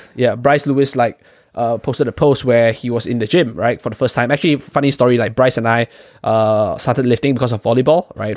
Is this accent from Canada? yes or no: no; Malaysia; moved away; Chong and I, we are from, originally from Malaysia